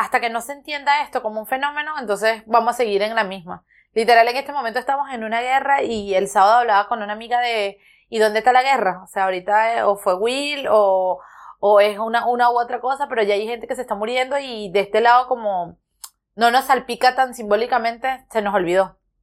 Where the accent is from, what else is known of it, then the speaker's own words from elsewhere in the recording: Petare, Miranda, Venezuela; moved away; yo nací, crecí en Petare